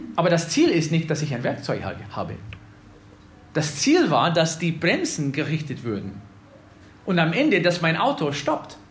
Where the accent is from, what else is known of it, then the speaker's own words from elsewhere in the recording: Wisconsin, United States; moved away; ich komme aus Wisconsin